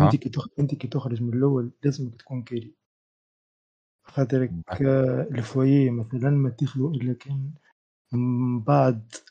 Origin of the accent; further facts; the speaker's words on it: Tunisia; نحن توانسة على طلال انه انت كتونسي باش تمشي تعدي اكزامان